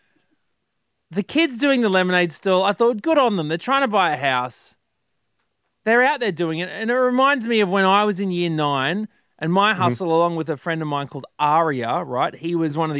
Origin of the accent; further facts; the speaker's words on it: Queensland, Australia; As a Queenslander